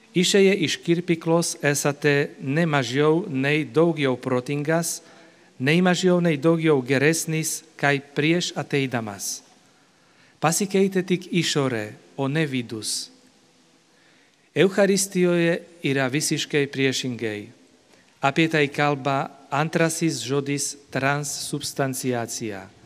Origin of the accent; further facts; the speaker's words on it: Slovakia; moved away; esu iš Slovakijos vynuogino krašto